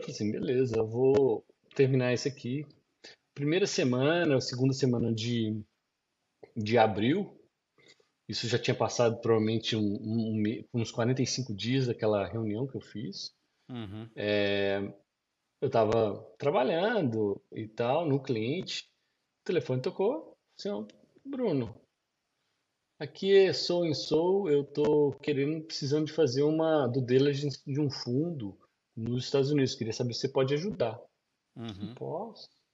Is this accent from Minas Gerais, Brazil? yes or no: yes; Belo Horizonte, Minas Gerais, Brazil; moved away as an adult; now in Boston, United States; Sou de Belo Horizonte. BH. Belo Horizonte. Nasci e criado em Belo Horizonte, mas os meus pais vieram da Zona da Mata